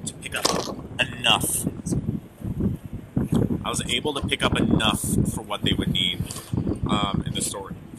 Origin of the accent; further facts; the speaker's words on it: Indiana, United States; where I grew up in Indiana. Because I grew up in a small town